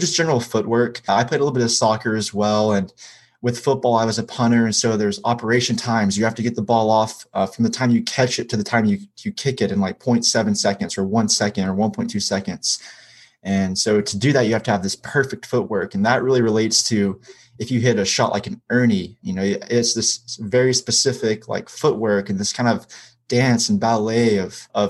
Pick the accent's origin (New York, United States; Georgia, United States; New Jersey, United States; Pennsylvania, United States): Georgia, United States; Hiawassee; I'm from Hiawassee, Georgia